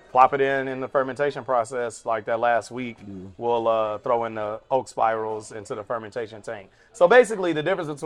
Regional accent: Nashville, Tennessee, United States; moved away as an adult; now in Chicago, United States; I was living in Nashville at the time. That's my hometown.

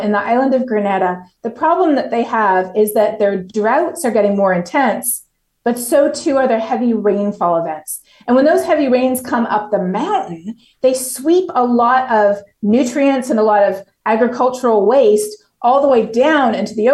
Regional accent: Toronto, Ontario, Canada; moved away as an adult; now in Texas, United States; I'm from Toronto. I grew up in an incredible multicultural city

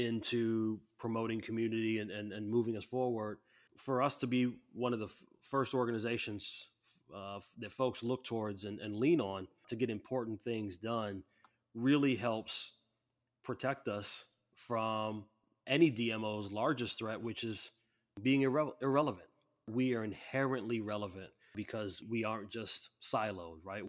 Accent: Waterloo, Iowa, United States; I'm from Waterloo, I got to actually caucus

